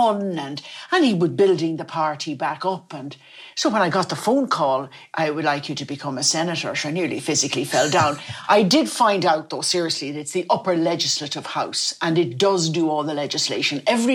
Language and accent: English; Dublin, Leinster, Ireland; also born or lived in Foxford, Mayo; I was born in Foxford in Mayo because my father worked for the Foxford Woolen Mills, which is very famous. We all had a Foxford rug, Foxford blanket. And all my family had been in that area. And I was born there. And we came to Dublin